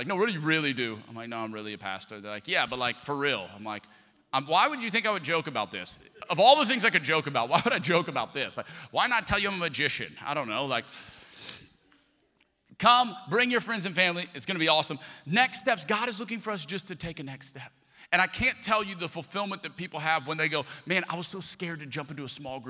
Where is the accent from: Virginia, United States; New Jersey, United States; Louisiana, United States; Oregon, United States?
Louisiana, United States; Lafayette; moved away; I'm from Lafayette, Louisiana. I'm a Cajun